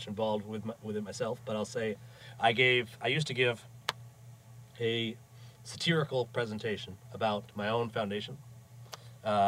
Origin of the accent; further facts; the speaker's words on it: Maine, United States; growing up in Maine